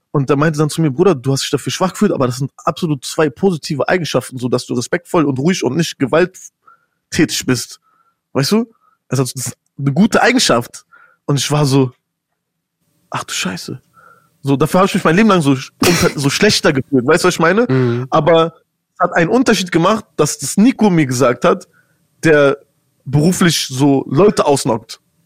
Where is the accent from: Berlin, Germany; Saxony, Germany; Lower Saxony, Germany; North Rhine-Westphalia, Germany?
Berlin, Germany; wir sind jetzt alle in Deutschland aufgewachsen